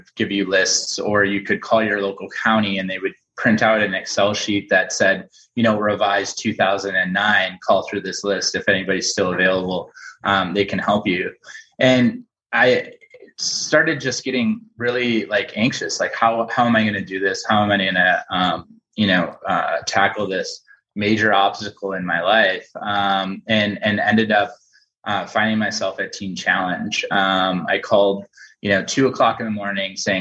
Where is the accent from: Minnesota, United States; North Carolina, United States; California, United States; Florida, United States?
Minnesota, United States; St. Paul; born and raised in St. Paul